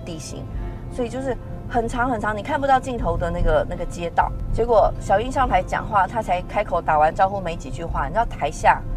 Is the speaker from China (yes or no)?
no; Tainan, Taiwan; 我们嗯。都是台南人